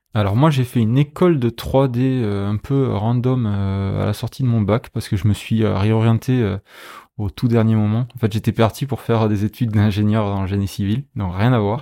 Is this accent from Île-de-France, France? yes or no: no; Béziers, Occitania, France; moved away; also born or lived in Paris / Angoulême; je suis de Béziers à la base